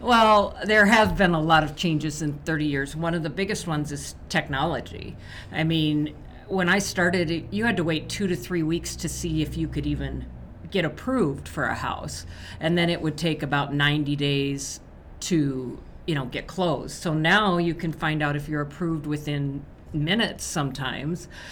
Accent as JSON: {"language": "English", "region": "Nebraska", "country": "United States", "tie": "born or raised there", "said": "Nebraska, my home state"}